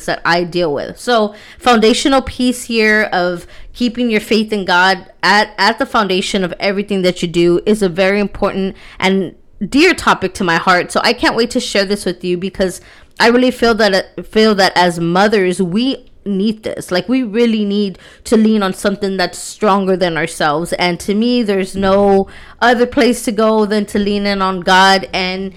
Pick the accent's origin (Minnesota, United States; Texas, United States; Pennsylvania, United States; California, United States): Texas, United States; I'm from Texas